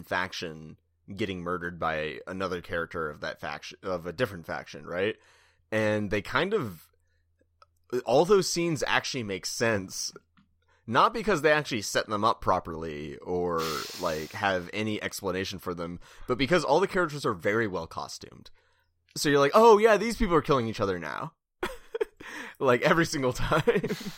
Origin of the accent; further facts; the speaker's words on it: California, United States; now in Bay Area, United States; I'm from Southern California. It was great down there, like the very brown beans. And then I'm in the Bay Area